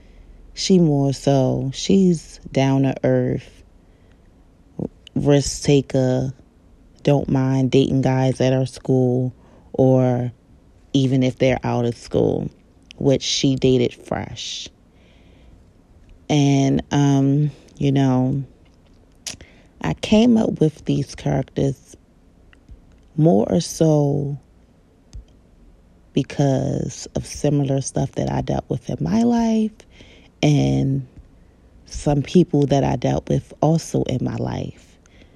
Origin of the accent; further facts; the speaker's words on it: Baltimore, Maryland, United States; I know that I'm from Baltimore, Maryland